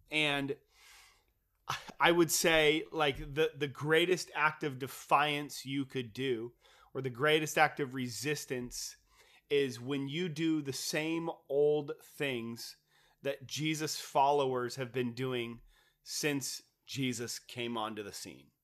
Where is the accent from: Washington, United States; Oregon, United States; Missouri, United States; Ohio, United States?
Washington, United States; Kent; I grew up in Kent